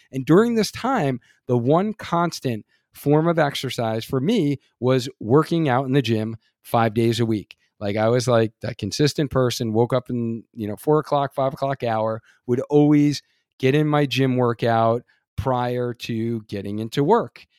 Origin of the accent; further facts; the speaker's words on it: Long Island, New York, United States; I grew up on Long Island, New York